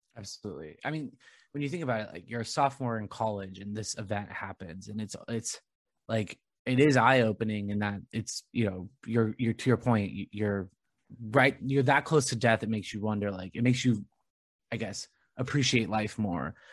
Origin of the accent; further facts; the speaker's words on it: Rancho Santa Margarita, California, United States; I grew up in Rancho Santa Margarita